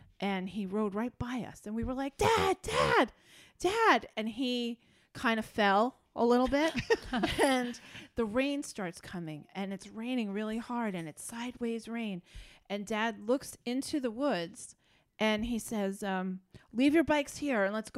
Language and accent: English; Dutchess County, New York, United States; we grew up in Dutchess County, and we had a real windy back road behind us